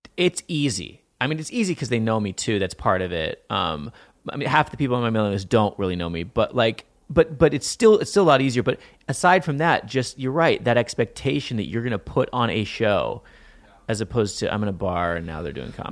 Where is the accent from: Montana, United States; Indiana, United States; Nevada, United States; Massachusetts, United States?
Montana, United States; I grew up in Montana